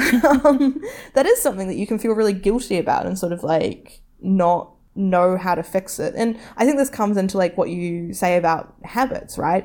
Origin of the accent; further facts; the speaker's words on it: New Zealand; something you learn growing up in New Zealand